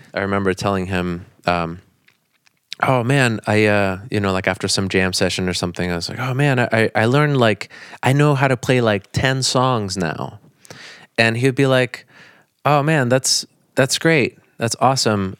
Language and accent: English; Naples, Florida, United States; also born or lived in Bonita Springs, Florida; I, I moved from Naples to, to Bonita Springs, which is in a different county. So then I Um, I went to high school up there